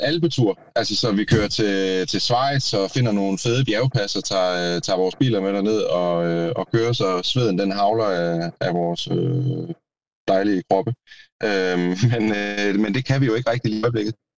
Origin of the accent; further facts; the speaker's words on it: Denmark; jeg er også fra Jylland